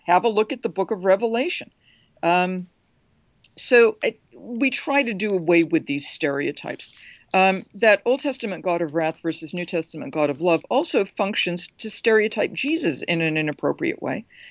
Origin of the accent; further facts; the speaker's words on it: United States; I'm an American.